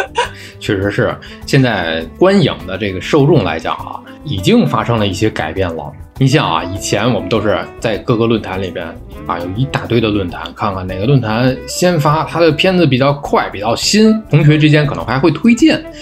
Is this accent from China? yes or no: yes; Tianjin, China; accent: Tianjin dialect; 咱们这个就说天津话来讲